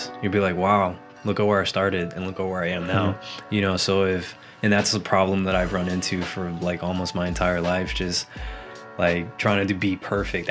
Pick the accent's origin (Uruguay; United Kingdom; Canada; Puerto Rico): Puerto Rico; now in Orlando, United States; I've lived in Orlando, Florida for around 20 now, and I come from the beautiful island of Puerto Rico